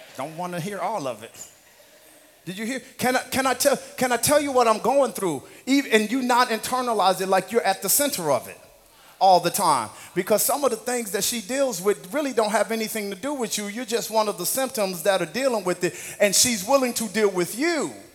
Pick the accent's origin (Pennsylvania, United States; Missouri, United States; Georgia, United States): Missouri, United States; moved away; In the Midwest where I grew up